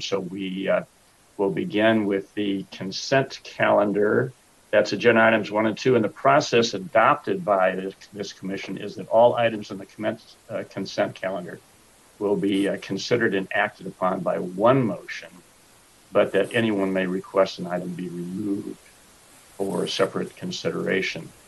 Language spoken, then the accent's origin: English; Sacramento, California, United States; born and raised in Sacramento. Been a resident here for 68 of my 74 years